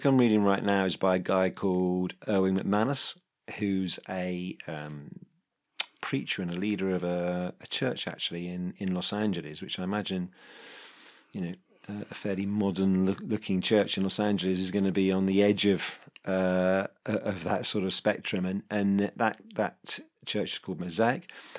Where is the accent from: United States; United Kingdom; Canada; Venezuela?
United Kingdom; London; And it was quite a high profile business in the area where I grew up in North London.